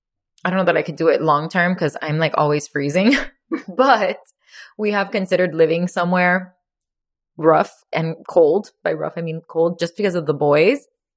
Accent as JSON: {"language": "English", "town": "Miami", "region": "Florida", "country": "United States", "said": "We're from Miami, so."}